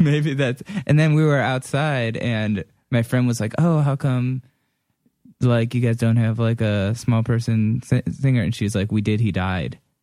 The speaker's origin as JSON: {"language": "English", "town": "Orange", "region": "Ohio", "country": "United States", "tie": "born or raised there", "also_born_or_lived": "Lakewood, Ohio", "moved": "yes", "said": "I grew up in Orange"}